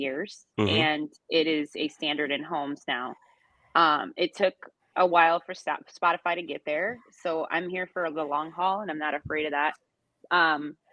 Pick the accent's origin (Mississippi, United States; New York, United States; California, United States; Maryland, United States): Maryland, United States; Reisterstown; now in Houston, United States; Baltimore, where I was raised in Reisterstown.